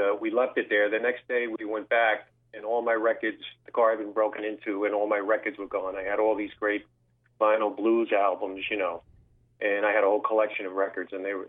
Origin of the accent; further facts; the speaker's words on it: New York City, New York, United States; also born or lived in Los Angeles, California / Manhattan, New York; I grew up on Staten Island, New York. I left probably when I was about 19. I went out to California, went to Los Angeles for about a year or two. And then I came back and moved into Manhattan and never turned back, you know?